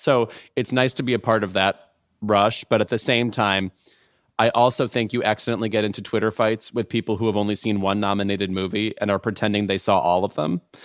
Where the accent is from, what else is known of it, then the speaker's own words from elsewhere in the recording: Lemont, Illinois, United States; my hometown in Lamont, Illinois